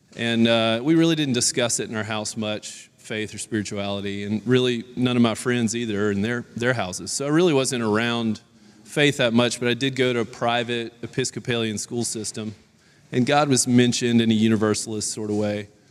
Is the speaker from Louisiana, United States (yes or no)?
yes; Baton Rouge, Louisiana, United States; I grew up in Baton Rouge, Louisiana